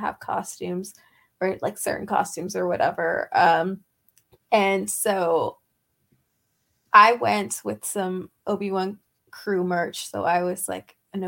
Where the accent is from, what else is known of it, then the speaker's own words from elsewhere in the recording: United States; I'm that American